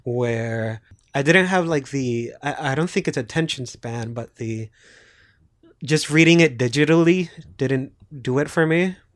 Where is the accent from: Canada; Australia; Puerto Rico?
Puerto Rico; I'm also from Puerto Rico